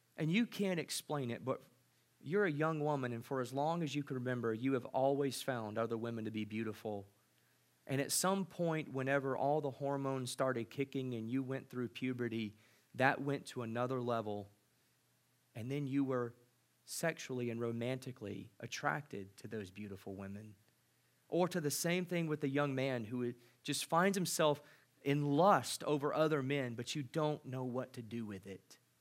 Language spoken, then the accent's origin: English; United States; as an American visiting